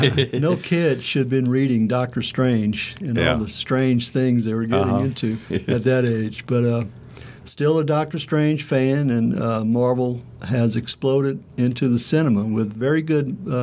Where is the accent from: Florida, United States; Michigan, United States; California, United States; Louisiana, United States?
Louisiana, United States; also born or lived in Oxford, Mississippi; now in Starkville, United States; I, from Louisiana, have moved through the institutions in Mississippi.